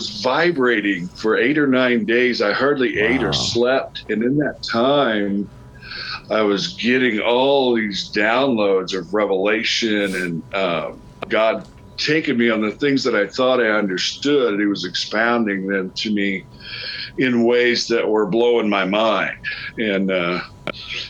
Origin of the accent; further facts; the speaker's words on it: Indianapolis, Indiana, United States; also born or lived in Springfield, Illinois; now in Fort Wayne, United States; I'm originally from Indianapolis